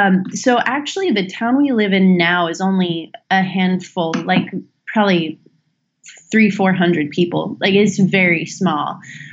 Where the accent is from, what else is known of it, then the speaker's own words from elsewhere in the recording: rural Idaho, United States; moved away as an adult; now in Northern Virginia, United States; I grew up in rural Idaho in a town of about 3,000 people. Grew up in an area where my great-great-great-grandparents homesteaded back in the late 1800s, early 1900s. It was a river valley area in Idaho